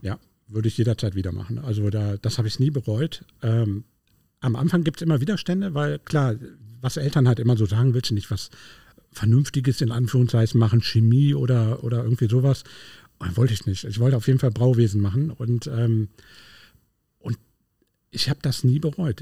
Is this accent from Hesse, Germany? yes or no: no; Berlin, Germany; moved away; Ich bin gebürtiger Berliner